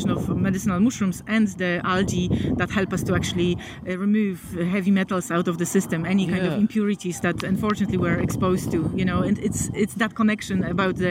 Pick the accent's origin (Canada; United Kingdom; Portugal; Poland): Poland; moved away; I'm from Poland originally